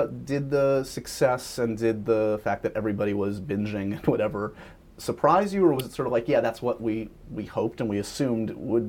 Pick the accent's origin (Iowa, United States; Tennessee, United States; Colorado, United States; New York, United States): New York, United States; born there; again, I was born in New York, and I grew up with Regis